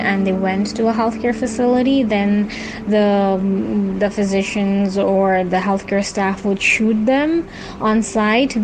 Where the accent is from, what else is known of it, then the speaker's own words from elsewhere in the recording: Saudi Arabia; moved away as an adult; also born or lived in Bangladesh; now in Cox's Bazar, Bangladesh; I'm a Bangladeshi physician, but I was born and raised in Saudi Arabia